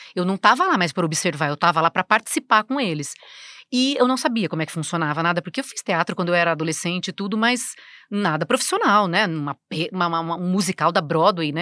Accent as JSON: {"language": "Portuguese", "town": "Americana", "region": "São Paulo", "country": "Brazil", "tie": "born or raised there", "moved": "as an adult", "lives_now": "São Paulo, Brazil", "said": "eu nasci no interior, né, em Americana, numa cidade que 120 mil habitantes"}